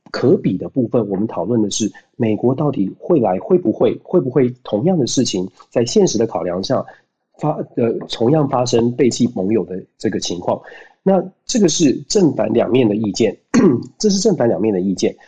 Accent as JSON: {"language": "Chinese", "country": "Taiwan", "said": "我不会讲台语哦"}